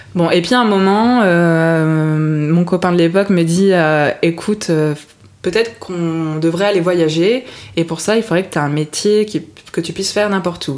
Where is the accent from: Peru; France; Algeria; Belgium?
France; also born or lived in Montreal, Canada; je viens d'origine, je suis d'origine de Bourgogne, ah. Lyon exactement